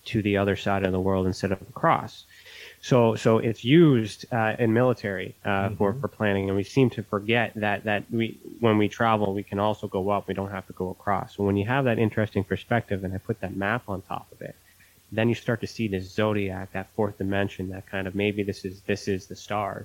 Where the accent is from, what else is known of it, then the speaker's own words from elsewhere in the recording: Canada; me being Canadian